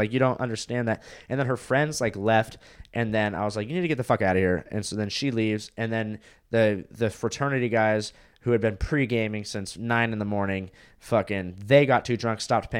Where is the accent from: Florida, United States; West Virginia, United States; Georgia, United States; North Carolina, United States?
Florida, United States; born there; also born or lived in California; So I was born in Florida. I lived there for 3 years.